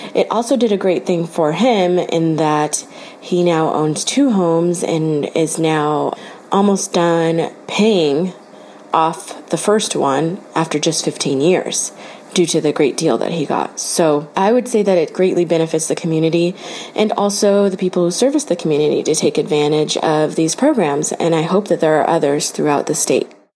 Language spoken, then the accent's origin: English; Long Beach, California, United States; also born or lived in Compton, California; I am from Long Beach and Compton, California